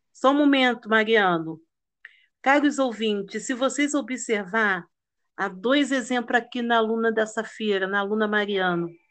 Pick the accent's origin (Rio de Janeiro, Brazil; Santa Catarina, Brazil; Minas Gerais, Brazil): Rio de Janeiro, Brazil; nós que somos do Rio de Janeiro